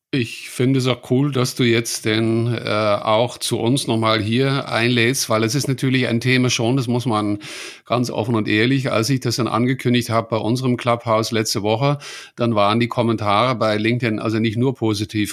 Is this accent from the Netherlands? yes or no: yes; Netherlands; German is a second language; ich als Holländer